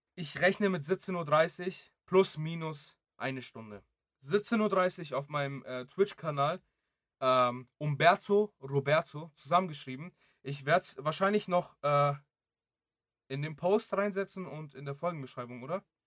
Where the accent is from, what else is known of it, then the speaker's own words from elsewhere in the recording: Greece; moved away; ich bin ja auch in Griechenland geboren.